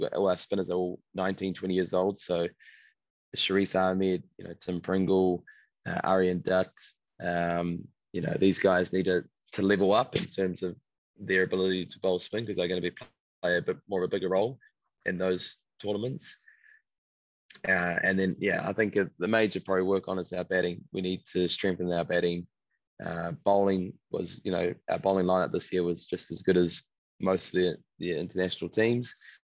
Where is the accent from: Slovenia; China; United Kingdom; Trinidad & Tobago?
Trinidad & Tobago; and my home country is Trinidad. See family there, which would be really cool.